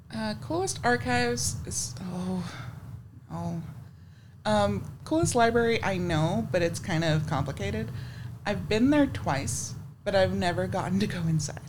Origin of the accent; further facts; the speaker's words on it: West Texas, United States; I grew up in West Texas